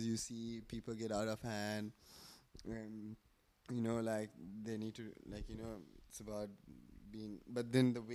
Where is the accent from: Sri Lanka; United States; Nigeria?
Sri Lanka; Galle, Southern Province; also born or lived in Colombo; I love Galle because it's my hometown